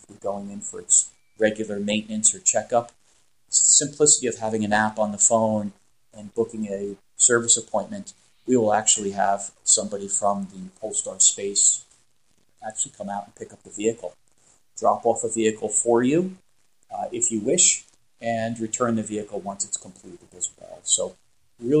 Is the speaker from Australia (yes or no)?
no; United States; being American